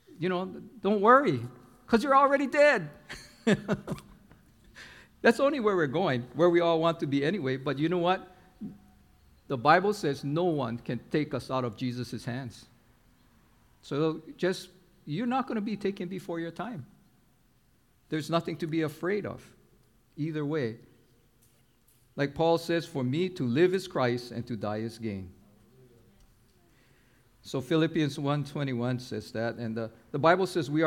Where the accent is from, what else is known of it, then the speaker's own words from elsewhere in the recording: Honolulu, Hawaii, United States; when I was growing up in Kaimuki on Oahu, the whole community was together